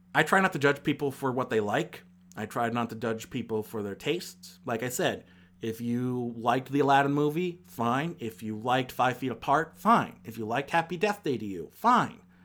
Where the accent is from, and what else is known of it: Akron, Ohio, United States; born or raised there